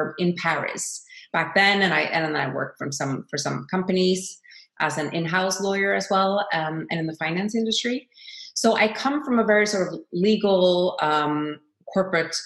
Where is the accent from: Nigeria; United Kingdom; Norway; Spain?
Norway; as a Norwegian myself, I've always been very proud and honored that my home country of Norway